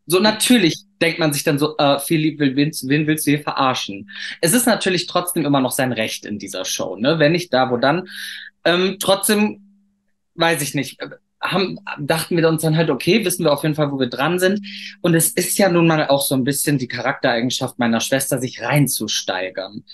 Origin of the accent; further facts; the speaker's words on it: Cologne, North Rhine-Westphalia, Germany; wir kommen ja beide aus Köln